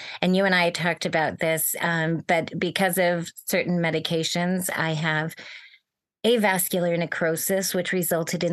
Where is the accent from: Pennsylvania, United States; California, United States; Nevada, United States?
California, United States; Bay Area, Silicon Valley; I grew up in the Bay Area in Silicon Valley